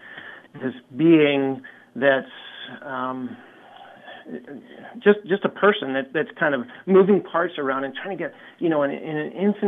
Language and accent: English; Eugene, Oregon, United States; I'm from Eugene, Oregon, and I've come across the country here